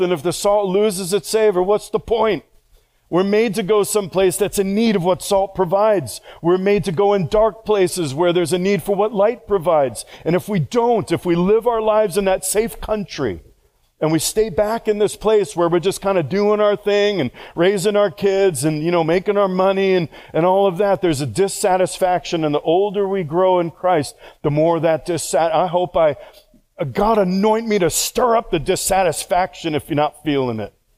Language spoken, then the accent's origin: English; New York, United States; moved away; I all my life have said, well, I'm from New York